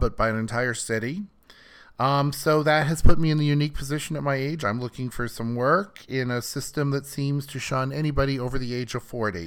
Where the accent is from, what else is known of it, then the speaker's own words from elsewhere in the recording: Iowa, United States; moved away as an adult; now in California, United States; I grew up in Iowa